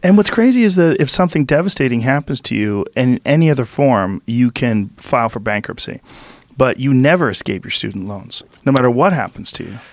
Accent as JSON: {"language": "English", "town": "Boston", "region": "Massachusetts", "country": "United States", "tie": "born or raised there", "said": "where I grew up in Boston"}